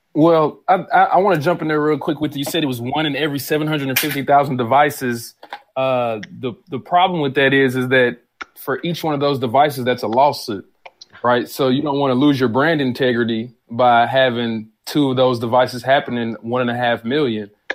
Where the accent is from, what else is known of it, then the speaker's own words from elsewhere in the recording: Atlanta, Georgia, United States; now in Nashville, United States; I was born here in Nashville, raised in Atlanta, Georgia, back in Nashville